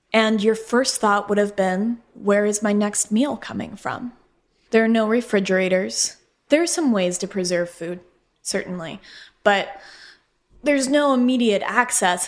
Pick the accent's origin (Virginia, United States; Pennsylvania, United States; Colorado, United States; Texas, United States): Colorado, United States; moved away as an adult; also born or lived in Phoenix, Arizona; I'm from Colorado, and grew up with the plains and the West and just loving all that open space.